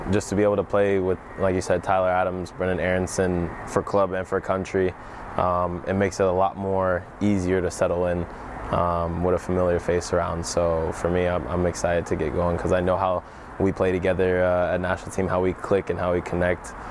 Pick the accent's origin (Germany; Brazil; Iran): Germany; I grew up in Germany, so my first thought obviously was to go back to Germany.